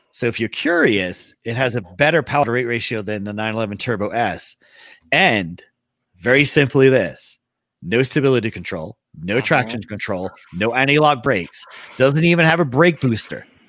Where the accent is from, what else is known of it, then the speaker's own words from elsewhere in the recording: England, United Kingdom; I grew up in England